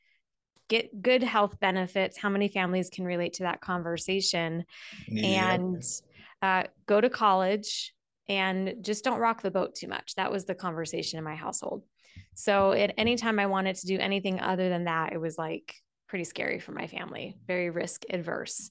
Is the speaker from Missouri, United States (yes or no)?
no; Las Vegas, Nevada, United States; Born and raised in Vegas, still live in Vegas.